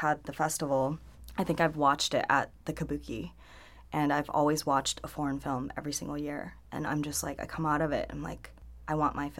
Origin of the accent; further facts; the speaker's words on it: Hong Kong; I mean, because, okay, so I'm from Hong Kong originally.